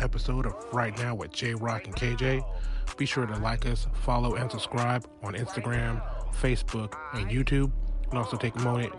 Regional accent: California, United States; moved away; I'm from California

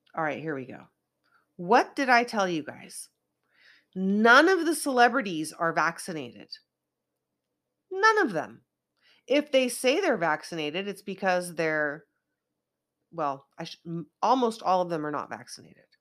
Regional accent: Northern California, United States; now in Los Angeles, United States; I don't come from L A, I come from NorCal, where it rains a lot and snows a lot

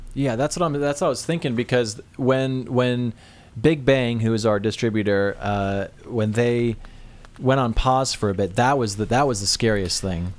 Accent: the Northwest, Pacific Northwest, United States; I'm from the Northwest.

